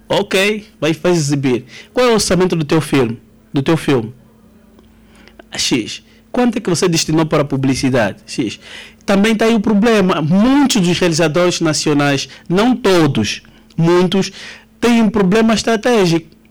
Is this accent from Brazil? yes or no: no; Angola